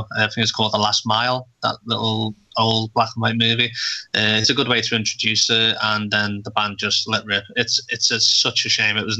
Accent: Liverpool, North West England, United Kingdom; now in Gosport, United Kingdom; I'm in a place called Gosport, which is right on the south coast, but I'm originally from Liverpool.

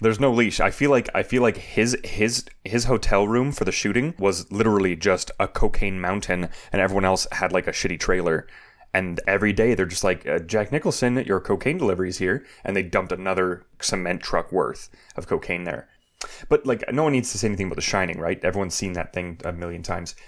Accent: Canada; growing up in Canada

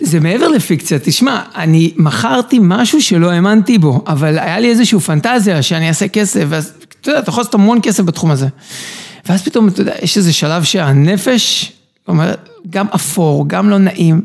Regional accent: Herzliya, Tel Aviv District, Israel; also born or lived in Ireland / Canada; גדלתי בהרצליה, הגעתי לצבא

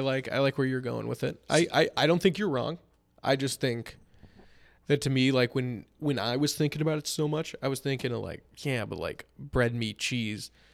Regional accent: Palatine, Illinois, United States; growing up in Palatine

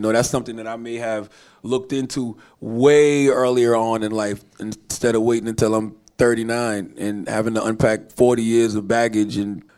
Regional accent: the South, United States; You know, I'm from the South, so I grew up around great therapists who needed therapists themselves.

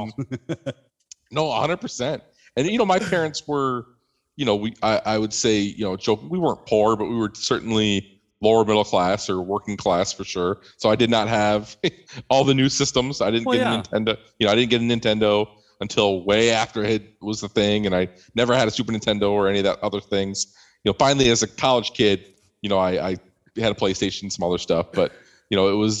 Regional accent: Midwest, United States; I grew up in the Midwest here of the U.S.

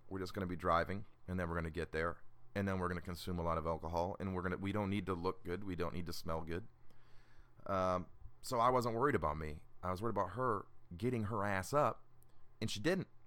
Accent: Illinois, United States; also born or lived in Georgia; now in Atlanta, United States; I'm originally from Illinois and I, I live in, in Georgia now, just outside of Atlanta

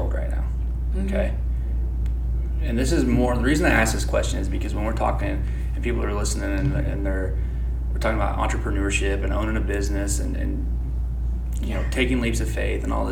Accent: Pleasant Hill, United States; all of us are from here, and we're locally owned

